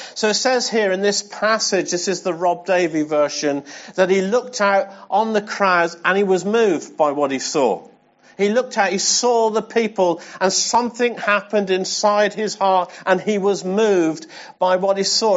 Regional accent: England, United Kingdom; I'm English

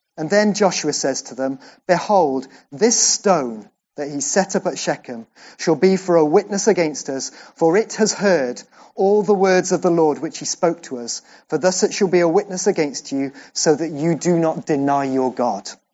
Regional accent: Welsh, Wales, United Kingdom; I'm Welsh.

